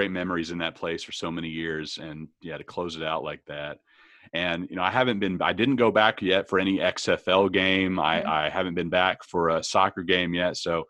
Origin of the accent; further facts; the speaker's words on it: Arlington, Texas, United States; And, you know, it's in my hometown where I grew up, yeah. Arlington.